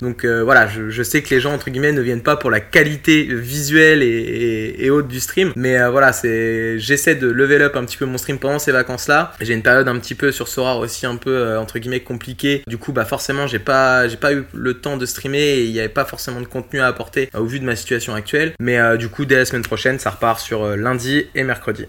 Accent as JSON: {"language": "French", "town": "La Flèche", "region": "Pays de la Loire", "country": "France", "tie": "born or raised there", "lives_now": "Angers, France", "said": "Je suis originaire de La Flèche, pas loin du Mans"}